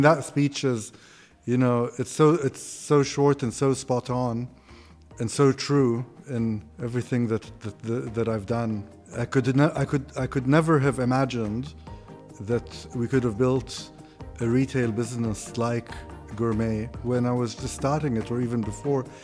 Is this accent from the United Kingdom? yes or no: no; Kuwait; moved away as an adult; also born or lived in Austin, Texas / Greece; I grew up in Kuwait